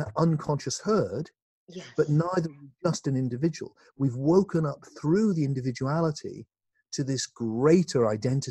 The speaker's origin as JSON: {"language": "English", "region": "South West England", "country": "United Kingdom", "tie": "born or raised there", "said": "in my hometown, not far from where I live now, in the southwest of England"}